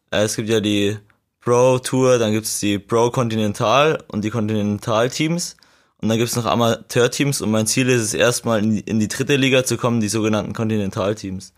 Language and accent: German; Regensburg district, Bavaria, Germany; ich komme aus dem Landkreis Regensburg